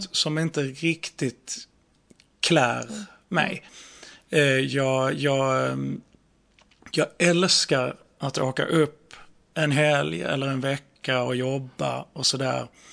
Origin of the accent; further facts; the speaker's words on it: Skåne, Sweden; accent: skånska; skånskan är ju, alltså vi har ju så, vi har ju så himla hårda konsonanter